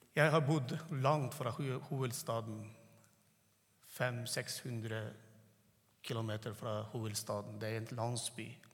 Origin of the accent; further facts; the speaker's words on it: Turkmenistan; first language Turkmen; Norwegian is a second language; moved away; jeg tenker på turkmensk, og så snakker norsk